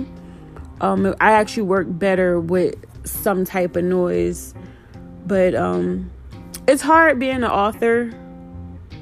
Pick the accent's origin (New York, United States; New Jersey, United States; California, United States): New Jersey, United States; Trenton; now in Austin, United States; I was born and raised in Trenton, New Jersey, but I now live in Austin, Texas.